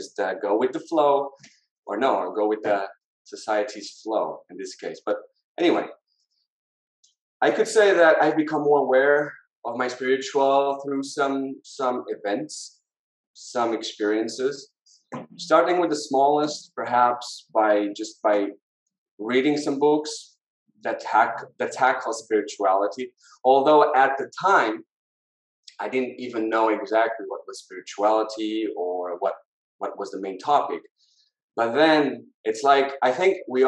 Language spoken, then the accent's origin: English; Lisbon, Portugal; I was born in Portugal. I was born in Lisbon. Yeah. Lived all my life here